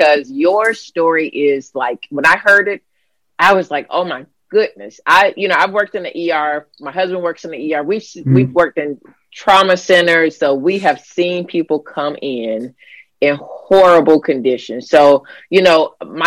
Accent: Florida, United States; growing up in Florida where I grew up

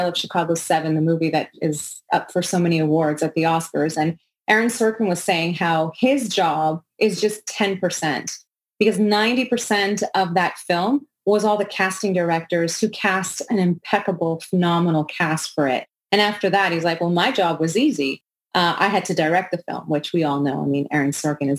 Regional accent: Montreal, Quebec, Canada; I'm from Montreal, Quebec

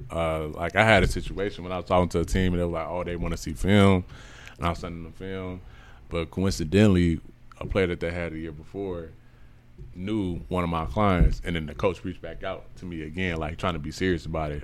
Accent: Chicago, Illinois, United States; I'm from Chicago

